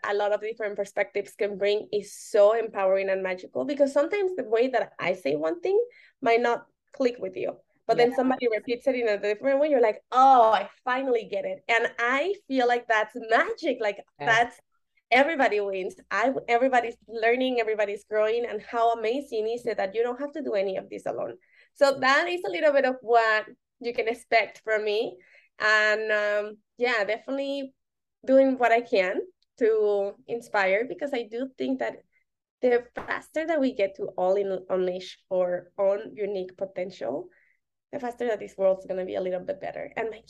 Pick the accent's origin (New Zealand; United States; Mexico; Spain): Mexico; Mexico City; So I'm from Mexico City, and one of the categories was on the Mexico City and the history.